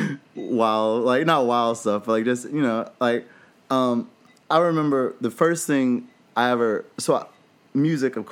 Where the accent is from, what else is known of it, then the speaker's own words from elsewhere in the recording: Danville, Virginia, United States; moved away as an adult; now in Los Angeles, United States; we're originally from a small town in Virginia called Danville